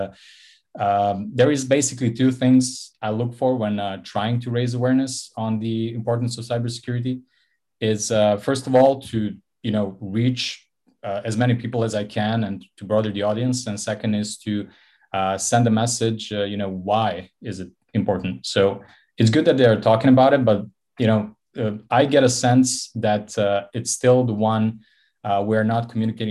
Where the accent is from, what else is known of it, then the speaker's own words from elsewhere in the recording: Montenegro; Born and raised in Montenegro on the Mediterranean coast.